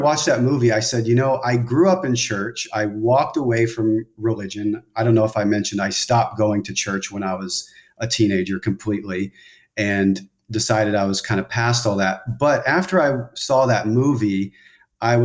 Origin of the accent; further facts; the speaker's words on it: outside of Dallas, Texas, United States; I was raised outside of Dallas, Texas in a Bible church